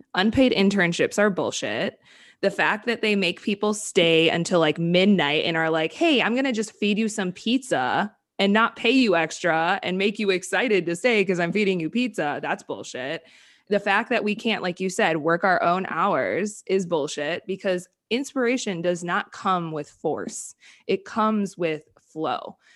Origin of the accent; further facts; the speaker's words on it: Wisconsin, United States; moved away; I'm from Wisconsin